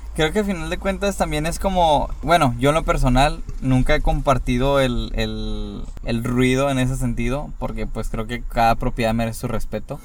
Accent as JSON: {"language": "Spanish", "town": "Monterrey", "region": "Nuevo León", "country": "Mexico", "said": "somos de Monterrey"}